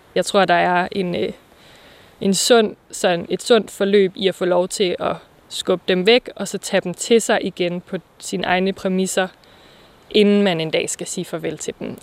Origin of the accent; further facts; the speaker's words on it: Vang, North Denmark Region, Denmark; now in Aarhus, Denmark; jeg er vokset op her i Thy, i en lille by, der hedder Vang